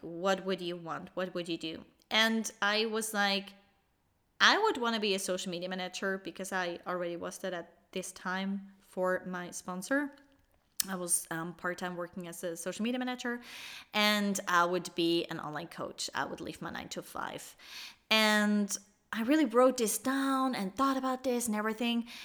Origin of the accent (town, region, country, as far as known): Switzerland; born or raised there